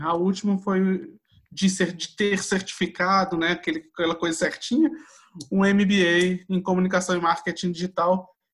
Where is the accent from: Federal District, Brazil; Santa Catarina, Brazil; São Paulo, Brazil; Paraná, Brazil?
Federal District, Brazil; Brasília; Eu vivi, eu sou de Brasília, eu né, nasci aqui